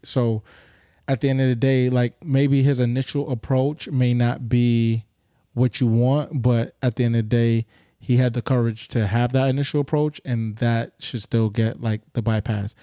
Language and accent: English; Grenada; I'm Grenadian.